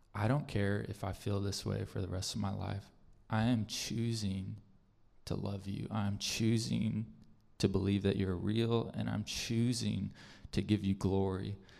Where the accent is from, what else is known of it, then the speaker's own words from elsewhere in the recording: Arizona, United States; moved away as an adult; also born or lived in Casa Grande, Arizona / Phenix City, Alabama; I am from Arizona. Gabby and I are from Arizona.